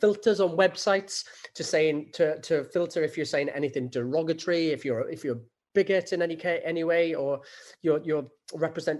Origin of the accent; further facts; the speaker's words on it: Rhondda Valley, Wales, United Kingdom; a young lad growing up in the Rhondda Valley